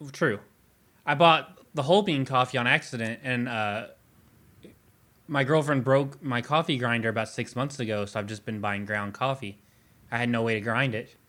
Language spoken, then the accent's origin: English; Louisville, Kentucky, United States; we're from Louisville.